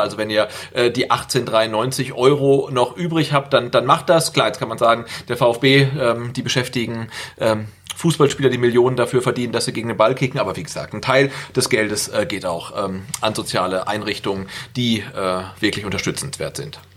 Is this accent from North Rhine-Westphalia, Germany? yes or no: yes; Bad Salzuflen, North Rhine-Westphalia, Germany; Das ist meine Geburtsstadt, also hör mal auf damit Bad Salzuflen